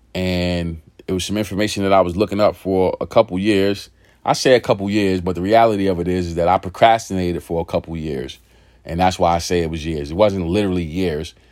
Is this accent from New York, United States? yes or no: yes; New York City, New York, United States; moved away as an adult; also born or lived in California; growing up in that environment, growing up in East New York, pink houses, uh, in the eighties, nineties